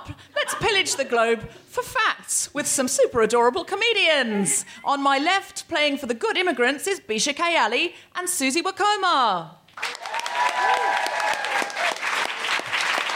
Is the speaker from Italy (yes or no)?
no; Australia; I am also an Australian